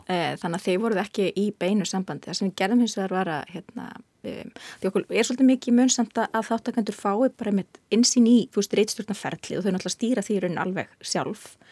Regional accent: Iceland; ég er frá Íslandi

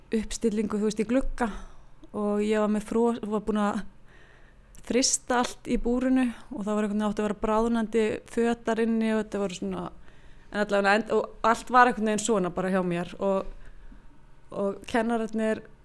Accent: Iceland; ég er frá Jæðri

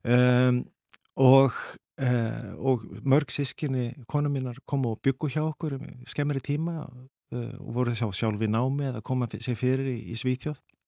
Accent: Iceland; now in Sweden; verandi þá Íslandingur í Svíþjóð þá er maður svolítið svona spari innflýtandi

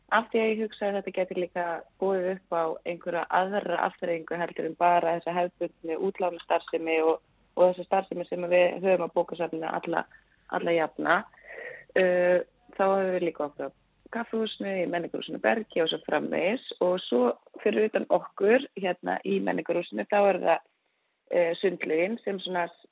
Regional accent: Svarfaðardalur, Northeastern Region, Iceland; ég nú fættu upp hann upp í Svarðardal

